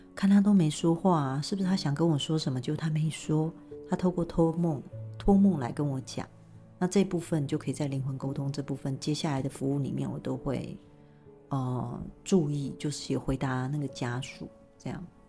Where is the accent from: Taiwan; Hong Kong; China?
Taiwan; 最主要我们是台湾人